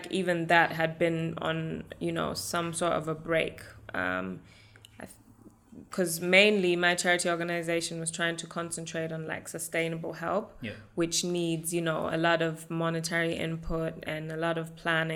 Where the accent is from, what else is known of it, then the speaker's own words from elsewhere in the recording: Germany; born and raised in Germany